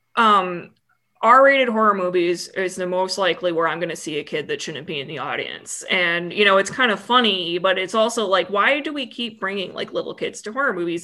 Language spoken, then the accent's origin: English; United States; being dumb American